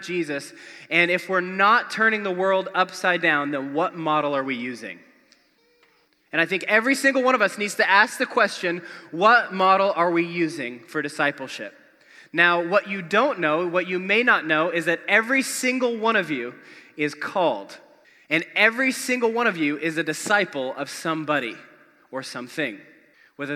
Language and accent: English; Spokane, Washington, United States; moved away; a couple awesome churches where I grew up in Spokane, Washington